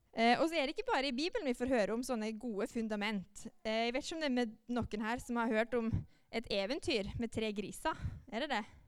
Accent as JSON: {"language": "Norwegian", "town": "Molde", "region": "Møre og Romsdal", "country": "Norway", "moved": "as an adult", "lives_now": "Jæren, Norway", "said": "jeg kommer fra Molde. Det hører dere kanskje at jeg snakker litt annerledes"}